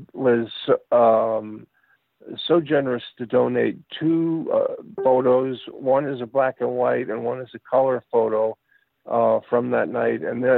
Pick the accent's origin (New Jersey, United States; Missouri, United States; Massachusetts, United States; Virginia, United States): Massachusetts, United States; Boston; Those are photos by my friend Barry Schneier, who's from Boston, and he's from my hometown of Boston, Massachusetts.